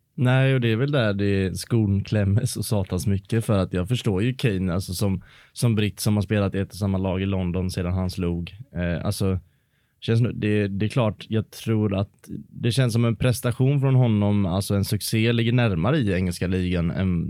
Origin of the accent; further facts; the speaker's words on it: Varberg, Halland County, Sweden; now in Gothenburg, Sweden; hemma i Varberg